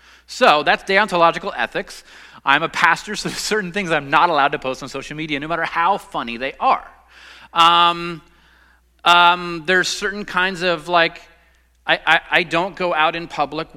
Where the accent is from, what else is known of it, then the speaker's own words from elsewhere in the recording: Los Angeles, California, United States; now in Southern United States; I'm a Southerner, I guess, even though I grew up in Los Angeles, but I'm here now.